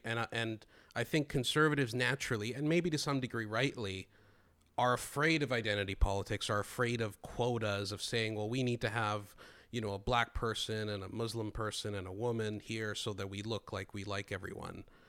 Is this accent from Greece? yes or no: yes; Greece; I grew up in Greece